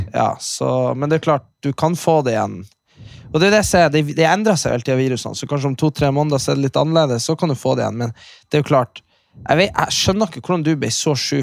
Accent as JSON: {"language": "Norwegian", "area": "Hamarøy", "region": "Nordland", "country": "Norway", "said": "kommunen der vi er fra"}